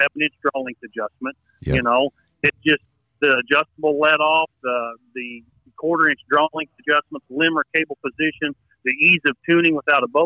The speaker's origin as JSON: {"language": "English", "region": "South Central Indiana", "country": "United States", "said": "Midwest, I'm from South Central Indiana. I grew up in tree stands."}